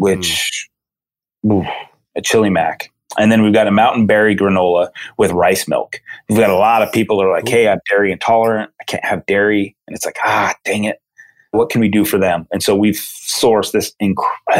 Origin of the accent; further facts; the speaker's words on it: Utah, United States; growing up in Utah with five national parks